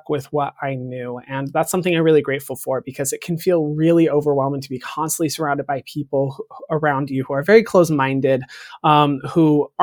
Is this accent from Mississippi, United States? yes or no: no; Paulden, Arizona, United States; moved away; I was from Paulden